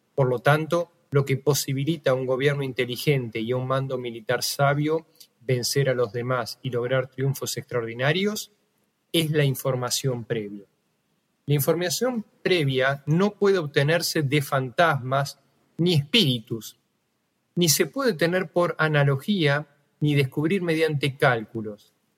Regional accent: Argentina; somos argentinos

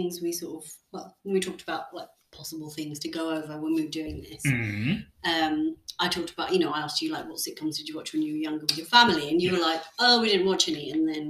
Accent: India; Guys, I'm Indian.

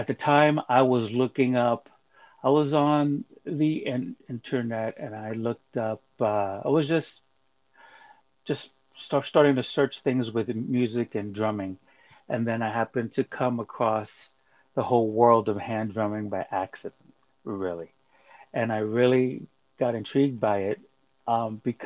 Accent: Panama; moved away; I'm originally from Panama

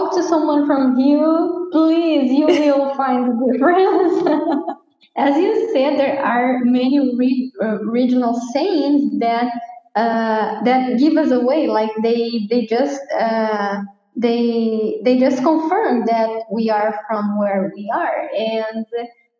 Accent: Rio Grande do Sul, Brazil; first language Portuguese; English is a second language; I'm from Rio Grande do Sul

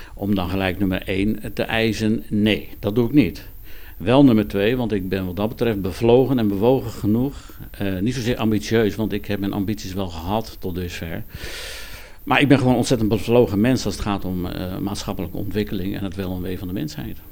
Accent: Wognum, North Holland, Netherlands; moved away as an adult; now in Overloon, Netherlands; ik ben van huis uit kom ik uit West-Friesland. Eh, ik ben geboren in Wochnum in Noord-Holland.

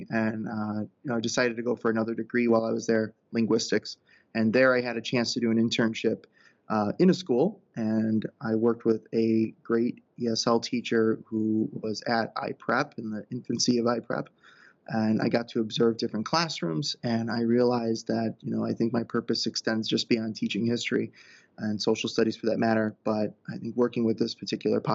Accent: Buffalo, New York, United States; I grew up in the Buffalo area, and I went to school locally as well

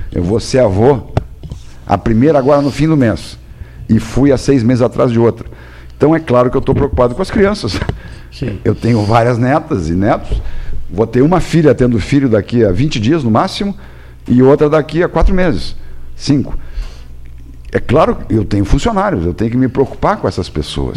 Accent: Pelotas, Rio Grande do Sul, Brazil; E como era minha terra e eu sou produtor de arroz também

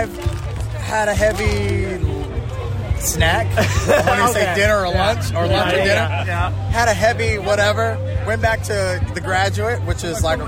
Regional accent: Oregon, United States; I am from Oregon. I was born and raised in Oregon

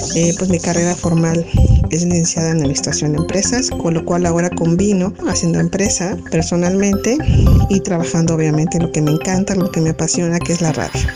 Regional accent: Copainalá, Chiapas, Mexico; Yo nací en Copainalá, un municipio muy agradable, muy bonito. Crecí en un municipio lleno de gente

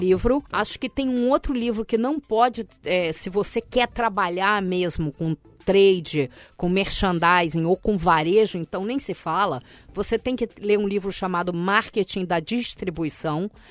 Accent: Brazil; eu sou do Brasil.

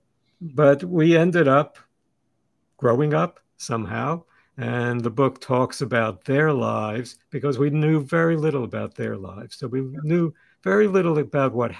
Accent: Brooklyn, New York, United States; also born or lived in Sweden; we lived in Brooklyn after we left Sweden when I was still very, very young

